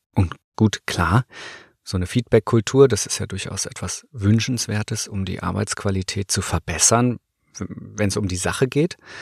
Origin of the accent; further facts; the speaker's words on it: Northern Germany, Germany; Ich komme ja aus Norddeutschland